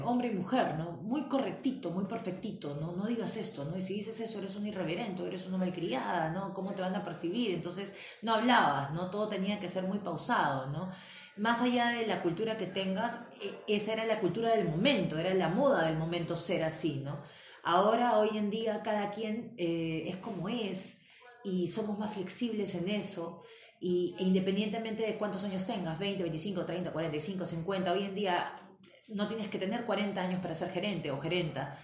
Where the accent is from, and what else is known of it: Peru